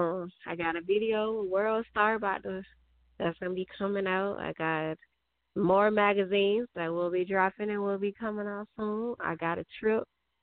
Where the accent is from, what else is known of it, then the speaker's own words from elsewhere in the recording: Augusta, Georgia, United States; I'm from Augusta.